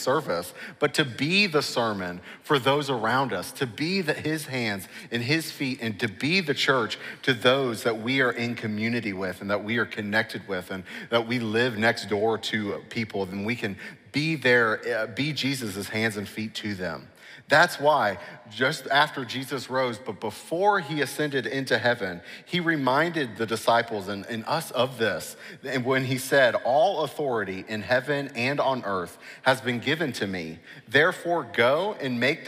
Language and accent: English; Cincinnati, Ohio, United States; moved away as an adult; also born or lived in New York City; I grew up here in Cincinnati